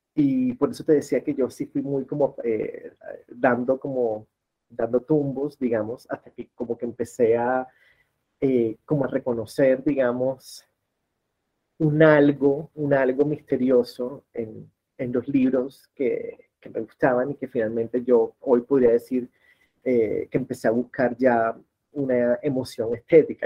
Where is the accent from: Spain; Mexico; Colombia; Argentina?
Colombia; Barranquilla, Atlántico; now in Bogotá, Colombia; soy de Barranquilla, en la costa caribe colombiana, pero hace 23 años vivo en Bogotá